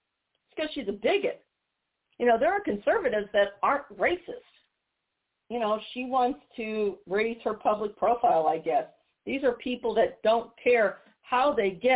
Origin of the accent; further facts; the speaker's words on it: Missouri, United States; my home state of Missouri